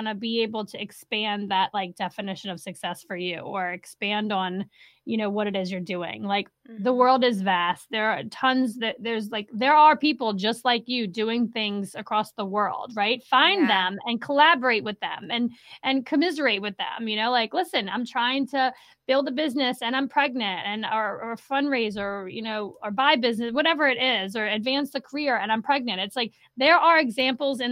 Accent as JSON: {"language": "English", "town": "New Orleans", "region": "Louisiana", "country": "United States", "also_born_or_lived": "upstate New York", "moved": "as an adult", "lives_now": "Saratoga Springs, United States", "said": "I am originally from the New Orleans area"}